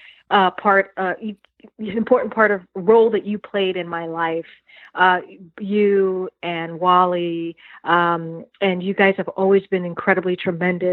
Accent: New York City, New York, United States; also born or lived in suburbs of Washington, D.C.; now in Washington, D.C. area, United States; New York City is definitely one of those things that makes me who I am today as a woman of color. I don't live in New York now. I live in the suburbs of D.C.

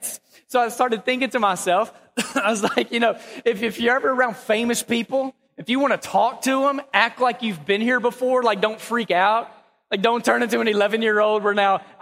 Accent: Texas, United States; moved away as an adult; now in Memphis, United States; we were born and raised in Texas. We love Texas. I love the Dallas-Fort Worth area

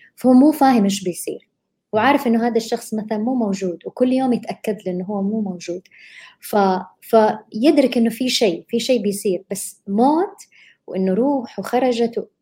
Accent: Saudi Arabia; هنا بالوطن عندنا بالسعودية

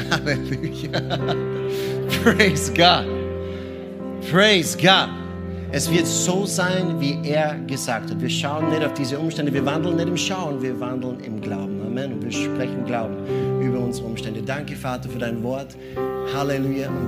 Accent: Austria; wir Österreicher, ich bin Österreicher.

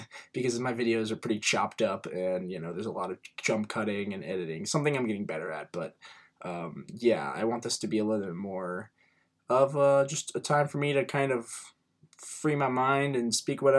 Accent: Cincinnati, Ohio, United States; I'm from Cincinnati, Ohio.

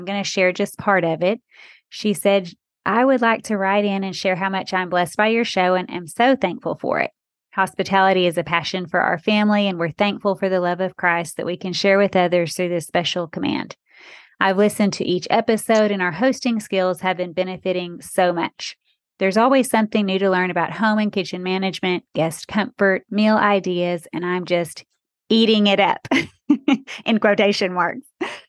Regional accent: Texas, United States; moved away; also born or lived in Arkansas / Texarkana; Texas, my home state, one of them. I claim Texas and Arkansas, since I lived in Texarkana, a border city.

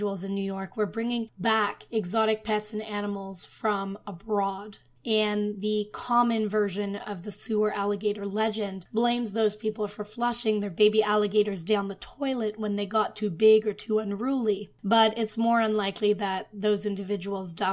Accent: Ottawa, Ontario, Canada; now in Toronto, Canada; I'm from Ottawa

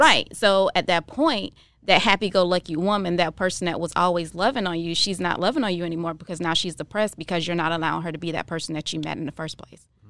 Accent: Jacksonville, Florida, United States; now in Tampa, United States; I'm from Jacksonville, Florida originally, and I moved here to Tampa

